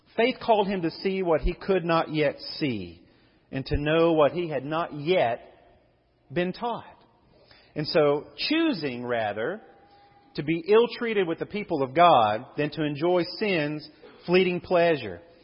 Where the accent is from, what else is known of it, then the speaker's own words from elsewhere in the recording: United States; growing up in Levy